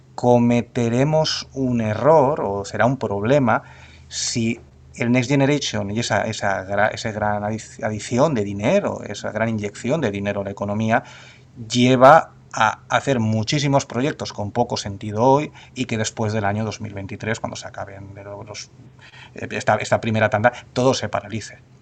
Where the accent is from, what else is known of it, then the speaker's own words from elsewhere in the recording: Spain; tenemos eh, como españoles y como europeos